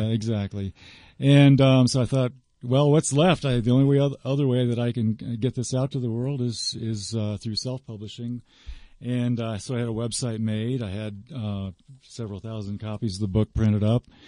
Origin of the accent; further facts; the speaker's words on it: South Florida, United States; I grew up in South Florida